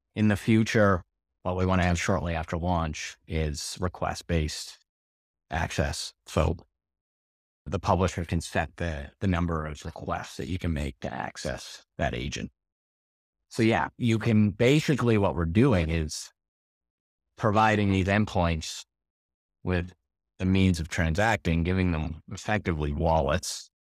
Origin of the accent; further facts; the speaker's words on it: Canada; moved away as an adult; now in Portugal; I'm a Canadian transplant to Portugal